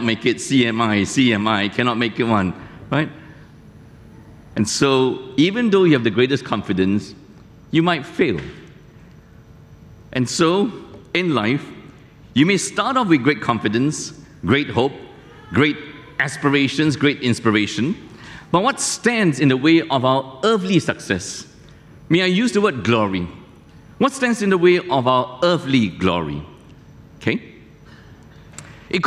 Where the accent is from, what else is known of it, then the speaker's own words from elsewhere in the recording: near Malacca, Malaysia; moved away; I took my test many years ago in Malacca, close to my hometown